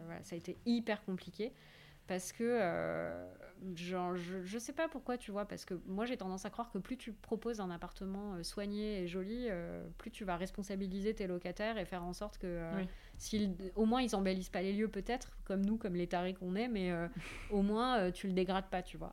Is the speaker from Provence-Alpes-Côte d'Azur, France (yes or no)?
no; Paris, Île-de-France, France; je suis parisienne et euh, c'est une ville qui m'apporte beaucoup